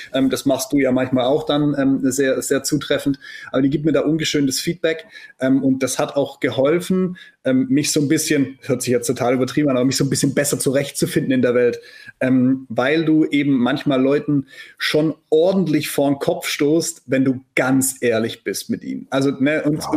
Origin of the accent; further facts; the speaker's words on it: Black Forest, Baden-Württemberg, Germany; moved away as an adult; also born or lived in near Stuttgart; ich komme aus dem Schwarzwald